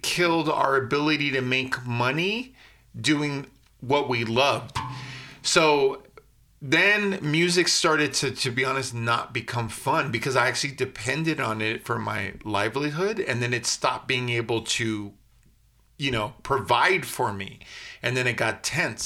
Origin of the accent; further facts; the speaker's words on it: United States; I'm an American kid